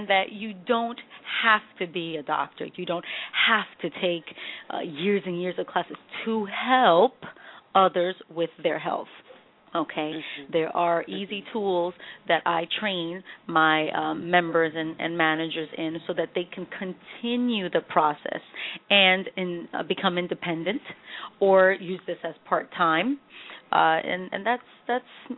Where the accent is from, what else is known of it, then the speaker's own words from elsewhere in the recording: New York, United States; I was born here in New York in the heart of the Bronx